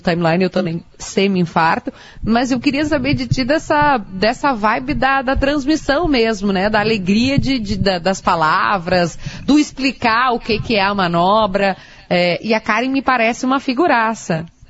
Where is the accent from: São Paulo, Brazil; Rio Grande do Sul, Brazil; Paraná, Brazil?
Rio Grande do Sul, Brazil; no que a gente diz aqui no Rio Grande do Sul